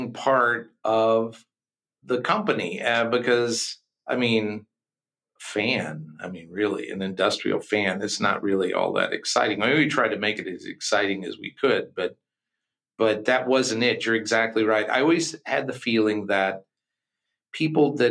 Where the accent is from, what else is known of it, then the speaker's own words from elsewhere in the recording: Kentucky, United States; we're from Kentucky